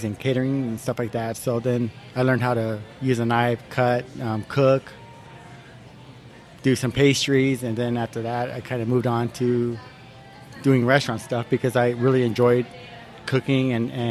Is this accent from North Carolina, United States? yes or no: no; Mesa, Arizona, United States; I'm a native from Mesa.